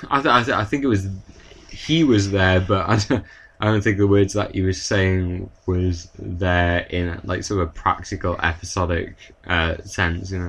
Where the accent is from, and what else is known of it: United Kingdom